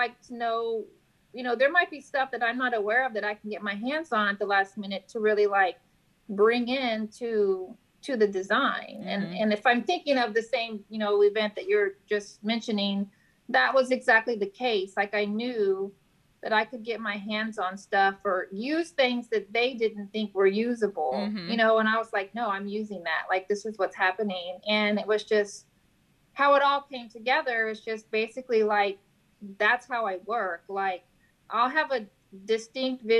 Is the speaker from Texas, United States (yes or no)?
yes; San Antonio, Texas, United States; moved away as an adult; now in Corpus Christi, United States; I'm originally from San Antonio